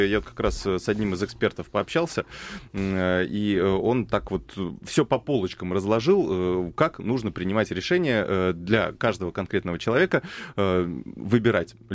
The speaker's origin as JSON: {"language": "Russian", "region": "Moscow", "country": "Russia", "said": "Я, я москвич"}